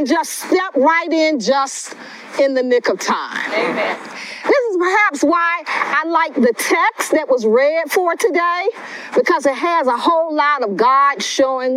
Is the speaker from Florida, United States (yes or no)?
yes; West Palm Beach, Florida, United States; I'm a native of West Palm Beach, Florida